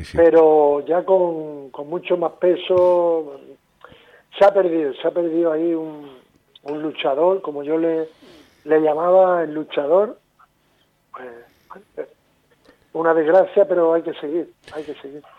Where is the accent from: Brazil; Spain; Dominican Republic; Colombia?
Spain; Tenerife, Canary Islands; nosotros somos de Tenerife